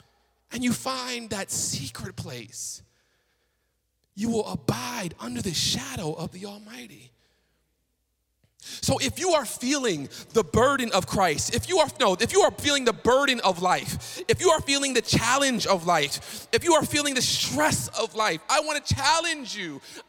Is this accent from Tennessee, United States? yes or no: yes; Chattanooga, Tennessee, United States; I was coming from Tennessee, right? Chattanooga, slow southern city, right? Don't nobody drive fast out there.